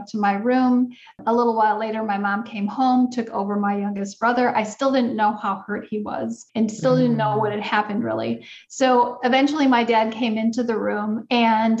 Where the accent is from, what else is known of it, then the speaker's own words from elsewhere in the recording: Wisconsin, United States; I grew up in Wisconsin.